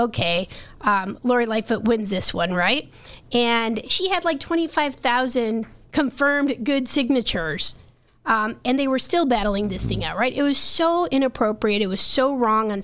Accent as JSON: {"language": "English", "town": "Chicago", "region": "Illinois", "country": "United States", "said": "as a Chicagoan"}